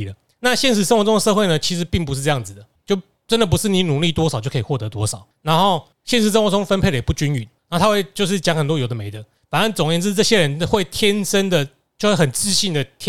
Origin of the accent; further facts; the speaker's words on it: Taiwan; 其实大家我们台湾人最容易想到的是体保生没脑没脑袋